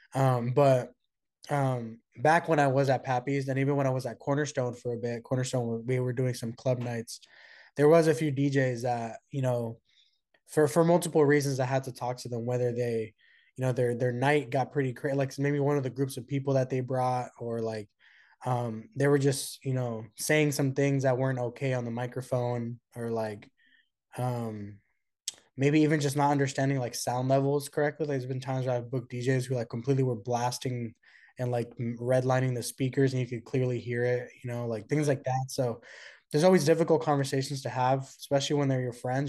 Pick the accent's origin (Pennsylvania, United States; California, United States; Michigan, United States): California, United States; Oakland; I was born and raised in the Bay Area from Oakland